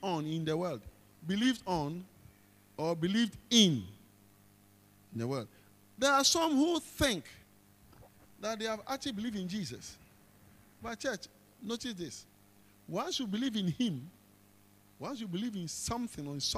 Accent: Ghana; as a Ghanaian

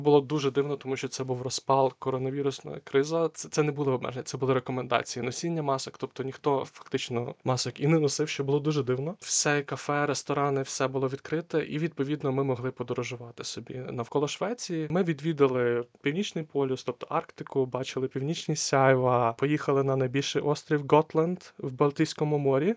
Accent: Lviv, Lviv Oblast, Ukraine; я сам родом зі Львова.

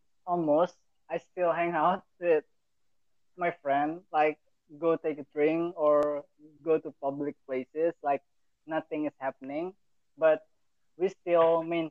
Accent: Surakarta, Central Java, Indonesia; I'm from Solo

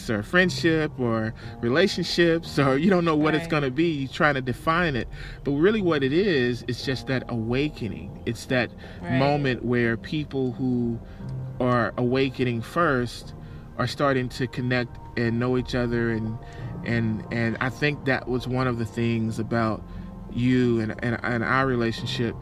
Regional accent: Texas, United States; Texas, my hometown.

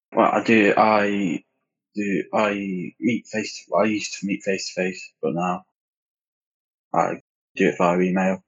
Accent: United Kingdom; I'm from U K and I'm a first year degree student.

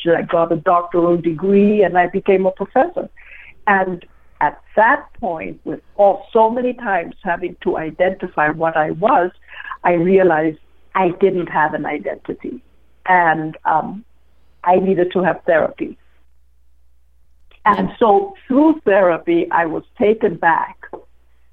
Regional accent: Guatemala City, Guatemala Department, Guatemala; moved away as an adult; now in United States; I was born and was in Guatemala City, and I was there for 15 years

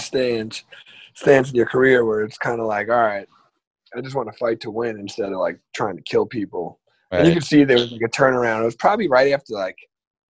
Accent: Lindenhurst, New York, United States; now in West Islip, United States; I live in West Islip. I'm from Lindenhurst

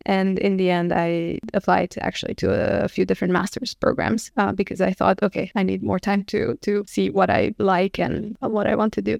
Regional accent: Bistrița, Bistrița-Năsăud, Romania; moved away as an adult; also born or lived in Abu Dhabi / New York; now in Stockholm, Sweden; I'm from Romania. I was born in a small city, like a hundred thousand people. It's called Bystrica.

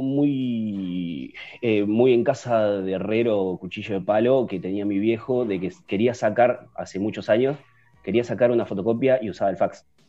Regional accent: Concordia, Entre Ríos, Argentina; moved away as an adult; also born or lived in Buenos Aires; yo soy de Concordia Entre Ríos. Cuando me voy a Buenos Aires a estudiar la licenciatura

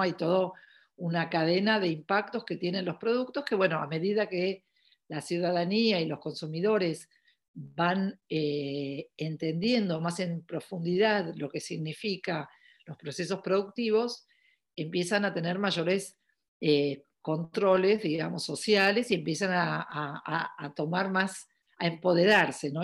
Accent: Argentina; also born or lived in New York / Paris; yo soy de Argentina, eh, vivo en Buenos Aires

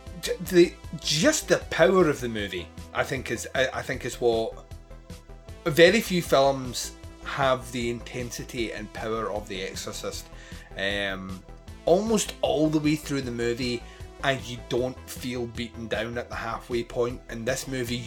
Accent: Scotland, United Kingdom; I'm Scottish

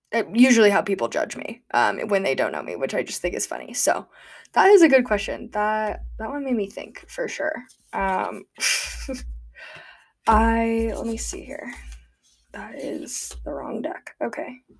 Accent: United States; also born or lived in Gulfport, Mississippi; growing up in Tahoe

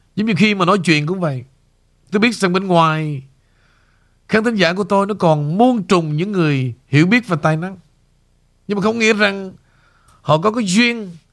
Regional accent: Vietnam; moved away

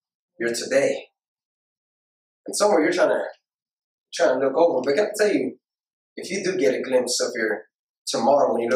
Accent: Houston, Texas, United States; I'm from Houston

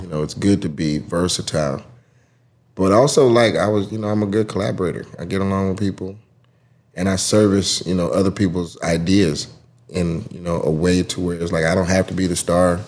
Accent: College Park, Georgia, United States; I'm from Atlanta. Grew up in College Park, like where the airport is

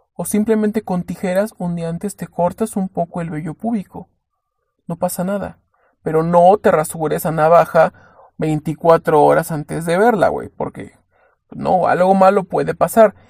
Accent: Mexico; si somos mexicanos

